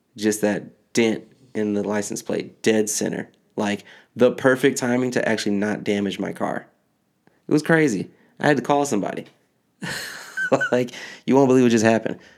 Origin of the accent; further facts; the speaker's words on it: Michigan, United States; now in New Jersey, United States; I grew up in Michigan